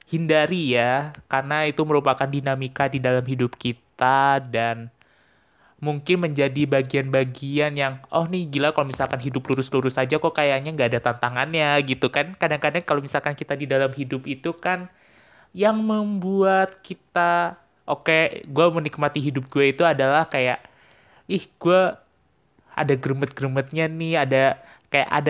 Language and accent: Indonesian; Tangerang, Banten, Indonesia; asal gue sebenarnya dari Tangerang, yang gue kuliah di Semarang